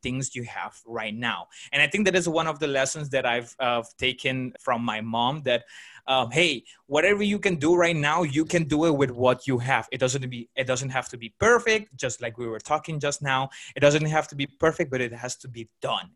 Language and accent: English; Aruba; I grew up in Aruba